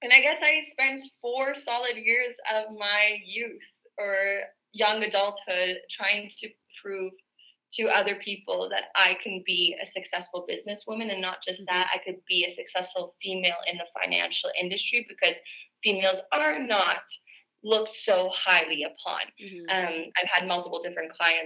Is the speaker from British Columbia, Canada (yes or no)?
no; Toronto, Ontario, Canada; also born or lived in Vancouver, Canada; originally from Canada, Toronto, Ontario, to be specific. And I've been bouncing around from Toronto and Vancouver pretty much all my life